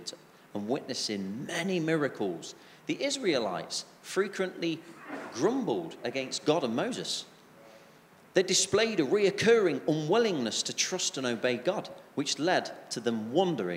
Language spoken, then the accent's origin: English; England, United Kingdom; especially being English